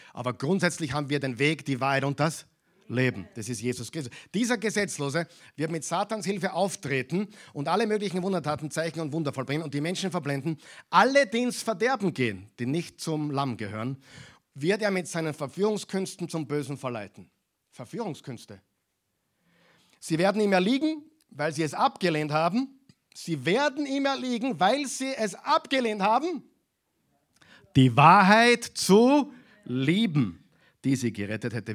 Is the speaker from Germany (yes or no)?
no; Austria; bei uns in Europa, in Österreich.